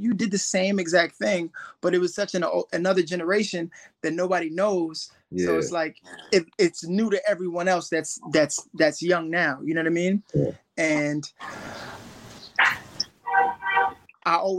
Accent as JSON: {"language": "English", "town": "New York City", "region": "New York", "country": "United States", "tie": "born or raised there", "said": "growing up in East New York, I grew up in the hood"}